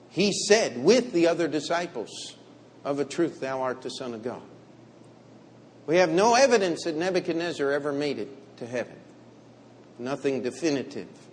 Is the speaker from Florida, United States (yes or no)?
no; Finksburg, Maryland, United States; now in New York, United States; I grew up in uh, what we would call small town America, exclamation mark. We did have one stoplight in Finksburg, Maryland